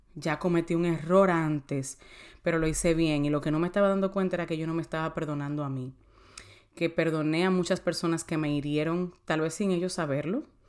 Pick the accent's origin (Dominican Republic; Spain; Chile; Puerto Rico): Dominican Republic; San Cristóbal; moved away; also born or lived in United States; Yo soy de San Cristóbal